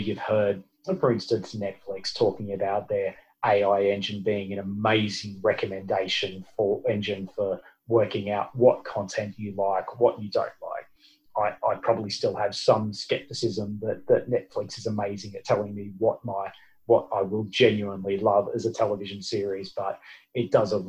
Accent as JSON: {"language": "English", "country": "Australia"}